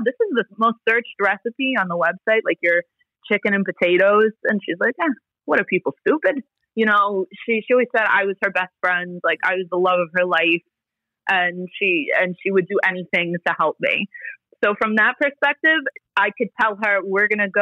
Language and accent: English; New York City, New York, United States; first language Italian; English is a second language; I grew up in Bensonhurst